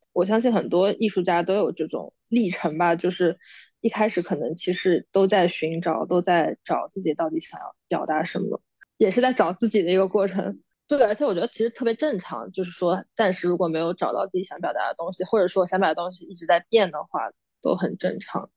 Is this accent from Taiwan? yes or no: no; Jiangnan, China; moved away as an adult; now in New York, United States; 我是江南人士，我们那边就是很潮湿，然后很阴冷，冬天